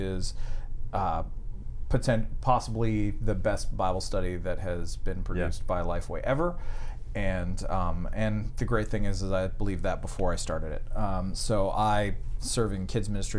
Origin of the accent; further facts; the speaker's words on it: Canada; moved away; I'm from Canada